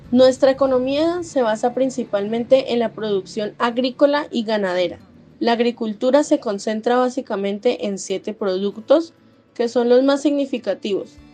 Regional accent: Colombia; also born or lived in Florencia, Caquetá

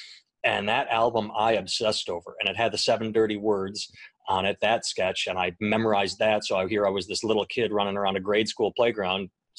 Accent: Wisconsin, United States; I grew up in Wisconsin, and I was going to the University of Wisconsin-Milwaukee

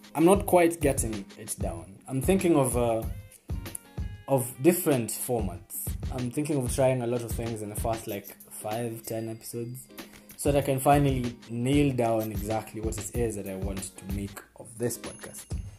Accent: Kenya; As Kenyan men

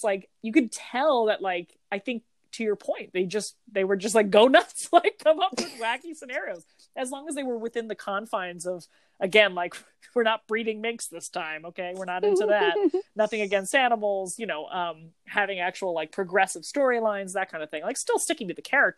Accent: New Jersey, United States; we're from New Jersey

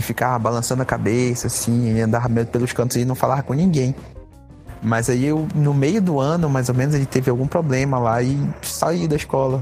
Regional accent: Santarém, Pará, Brazil; also born or lived in Belém; Eu só fui entrar na escola pública no terceiro ano. Foi quando eu mudei de Santarém para Belém

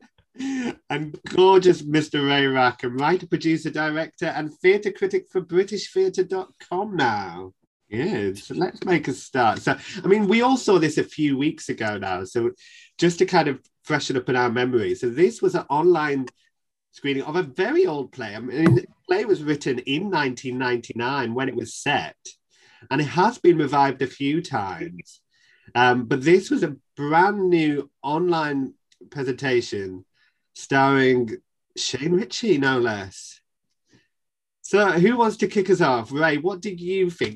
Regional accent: the north of England, United Kingdom; accent: northern; my northern accent

